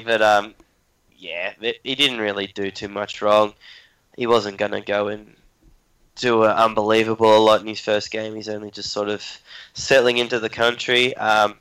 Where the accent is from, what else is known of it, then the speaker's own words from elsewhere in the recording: Australia; being an Australian